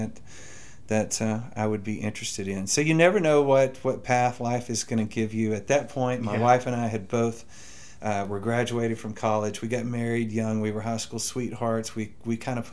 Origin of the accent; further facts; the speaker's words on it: Carthage, Texas, United States; I was born and raised in Carthage, Texas, way over there on the Texas-Louisiana line